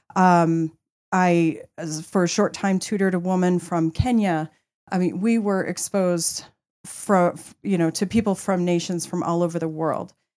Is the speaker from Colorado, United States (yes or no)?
yes; Colorado, United States; I am actually a Colorado native